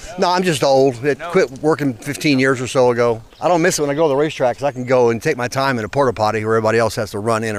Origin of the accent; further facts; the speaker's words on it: Salem, Indiana, United States; Salem, Indiana.